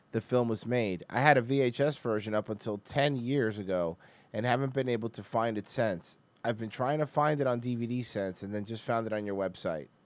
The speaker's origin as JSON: {"language": "English", "town": "Daytona Beach", "region": "Florida", "country": "United States", "tie": "born or raised there", "said": "I grew up in Daytona Beach in the early 90s, and this brought, home, brought me home."}